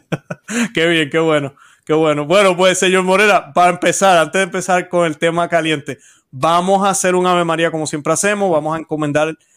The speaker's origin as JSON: {"language": "Spanish", "country": "Puerto Rico", "moved": "yes", "lives_now": "United States", "said": "la situación en mi país está malísima también"}